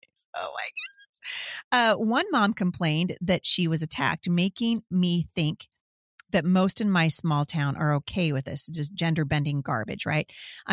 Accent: Washington, United States; Yep, I'm hearing it's going to happen in Washington State too. I love my home state, but I'm sick to my stomach about what's going on here.

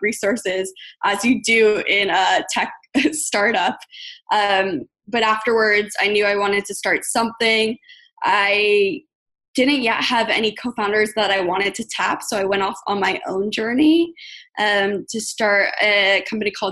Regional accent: Los Angeles, California, United States; also born or lived in Ithaca, New York; I'm born and raised in Los Angeles.

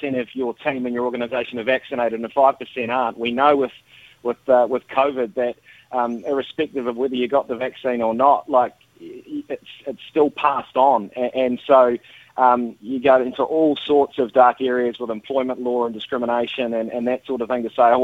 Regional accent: Dunedin, Otago, New Zealand; growing up in Dunedin, we used to go to Carisbrook every weekend

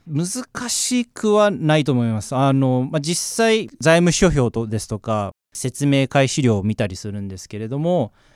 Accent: Osaka, Japan; moved away; also born or lived in Melbourne, Australia; 出身は、えー、実はまあ大阪でして、はい、ただまあオーストラリアにずっと住んでいたので、まあ、全部で20年間

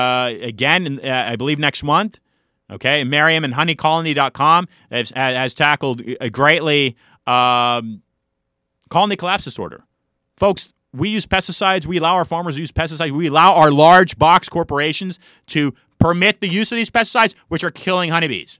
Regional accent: San Francisco Bay Area, California, United States; growing up in San Francisco Bay Area

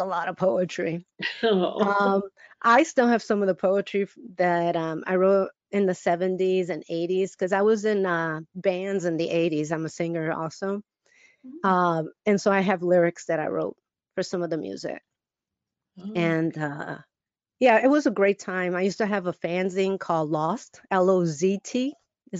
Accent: Chicago, Illinois, United States; I'm born and raised in Chicago

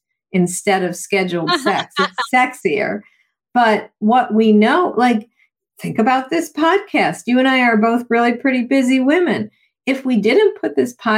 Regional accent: Buffalo, New York, United States; I grew up in Buffalo, New York with the snow

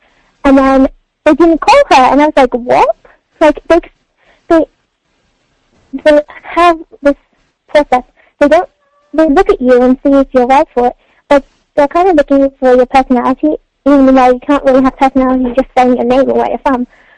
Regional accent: Oxford, South East England, United Kingdom; I was like … I'm from Oxford.

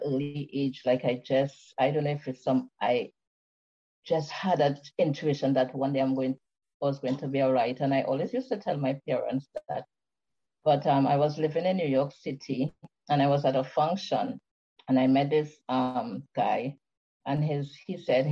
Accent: Trinidad & Tobago; I'm from the beautiful Caribbean island of Trinidad and Tobago, where I live now.

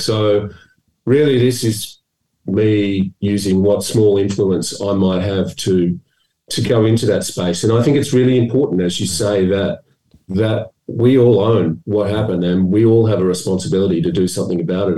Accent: Melbourne, Victoria, Australia; I was brought up in Melbourne

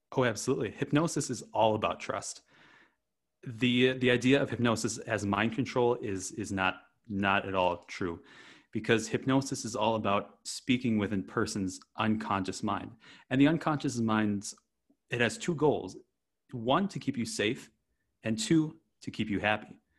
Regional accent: Wisconsin, United States; moved away as an adult; I grew up in Wisconsin, of all places, on a rural dairy farm

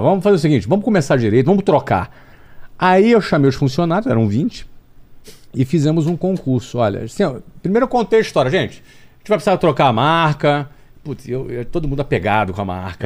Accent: Rio de Janeiro, Brazil; moved away as an adult; Sou do Rio de Janeiro

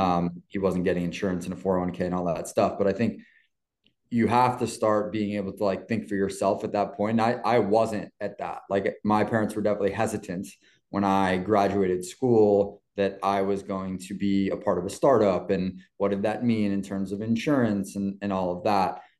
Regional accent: New York City, New York, United States; growing up in New York and playing in uh, just outside the city and in the city a lot

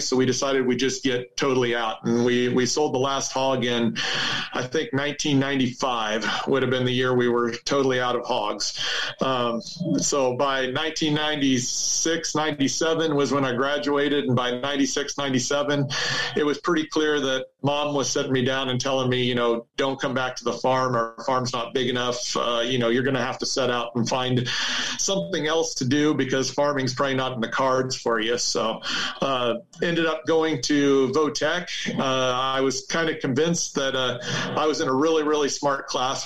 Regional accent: Almena, Kansas, United States; I grew up on a farm uh, in Norton County, Kansas

